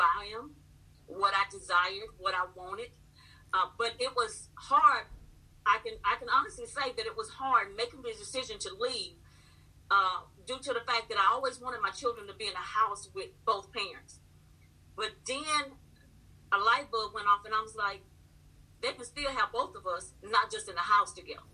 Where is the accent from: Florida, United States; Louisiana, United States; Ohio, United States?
Louisiana, United States; moved away as an adult; I'm from Louisiana